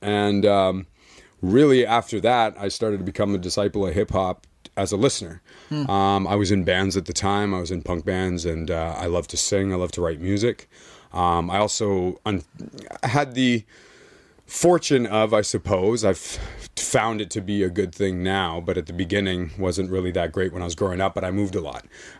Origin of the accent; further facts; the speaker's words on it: Winnipeg, Manitoba, Canada; because I grew up in Winnipeg, so it's typically like white rock sort of. That's the background.